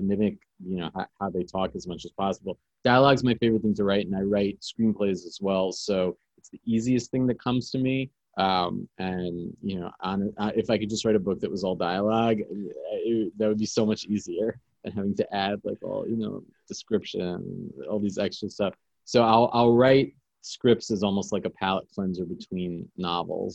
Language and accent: English; New York City, New York, United States; I grew up in New York City. I've lived here my whole life.